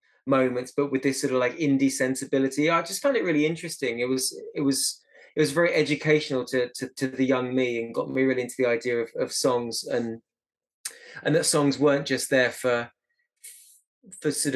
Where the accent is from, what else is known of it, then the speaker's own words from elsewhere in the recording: Eastbourne, South East England, United Kingdom; I grew up in Eastbourne